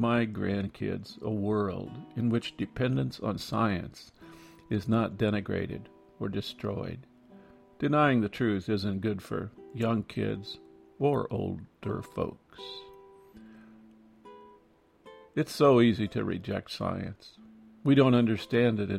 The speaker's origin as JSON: {"language": "English", "region": "Iowa", "country": "United States", "tie": "born or raised there", "said": "Growing up in Iowa"}